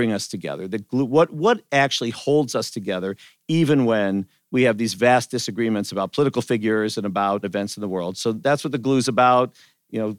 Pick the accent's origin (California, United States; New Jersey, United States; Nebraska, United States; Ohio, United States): Ohio, United States; Cleveland; I grew up in the Jewish community in Cleveland